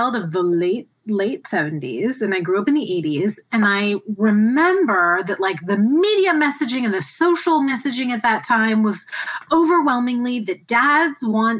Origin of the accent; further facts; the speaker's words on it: Tampa, Florida, United States; I grew up in the Tampa area